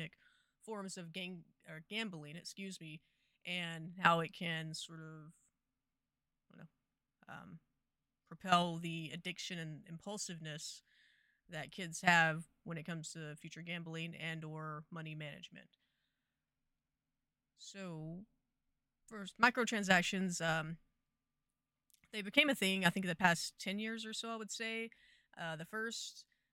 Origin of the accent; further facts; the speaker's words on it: Texas, United States; I'm from Texas.